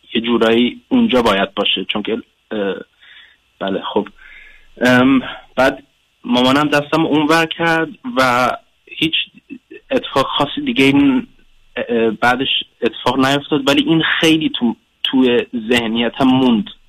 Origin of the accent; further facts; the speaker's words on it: Germany; فارسیم صد درصد نیست من آلمان به دنیا اومدم